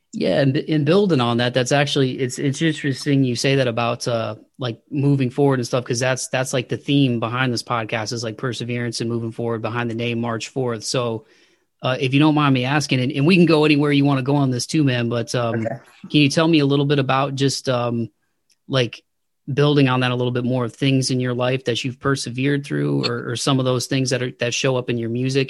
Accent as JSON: {"language": "English", "region": "Midwest", "country": "United States", "moved": "yes", "lives_now": "Nashville area, United States", "said": "I'm outside of the Nashville area and I'm originally from the Midwest"}